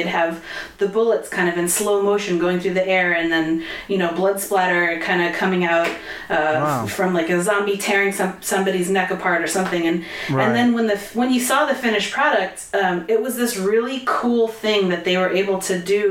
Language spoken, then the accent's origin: English; Connecticut, United States; also born or lived in New York City; now in Los Angeles, United States; I'm from Connecticut. I lived in New York City for 10 years and then came out to LA somewhere around 2008-ish.